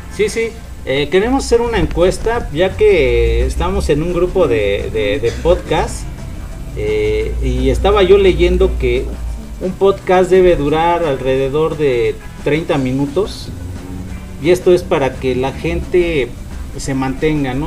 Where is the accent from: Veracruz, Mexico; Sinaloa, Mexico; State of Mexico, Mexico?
State of Mexico, Mexico; Chimalhuacán; somos nativos de Chimalhuacán